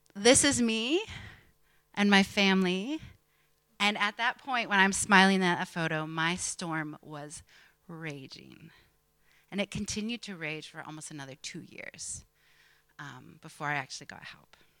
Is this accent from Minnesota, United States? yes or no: no; Pennsylvania, United States; an American preacher's kid growing up in Pennsylvania in the 80s and 90s